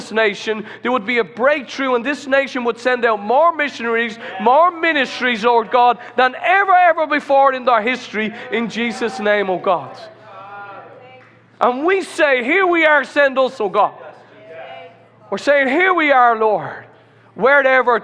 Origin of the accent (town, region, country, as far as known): Ireland